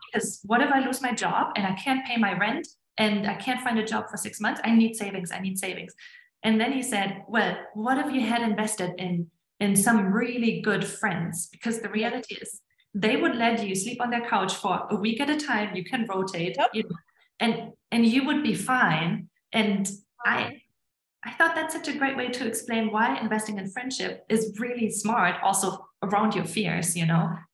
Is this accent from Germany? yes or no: yes; Germany; moved away as an adult; also born or lived in Estonia; now in United States; I grew up in Germany